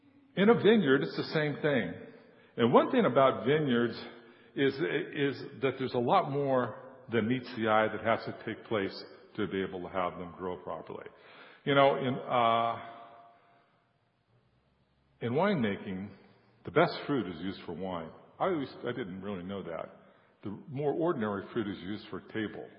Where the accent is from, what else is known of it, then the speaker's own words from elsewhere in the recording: San Joaquin Valley, California, United States; I was born in California and raised in the San Joaquin Valley